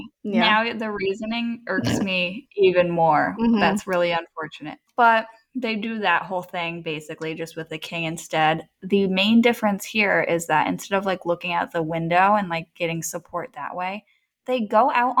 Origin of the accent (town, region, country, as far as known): United States